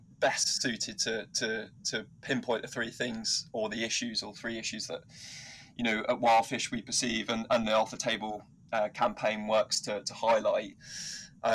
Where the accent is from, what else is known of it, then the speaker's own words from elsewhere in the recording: Surrey, South East England, United Kingdom; moved away as an adult; also born or lived in Liverpool / Scotland; I grew up in Surrey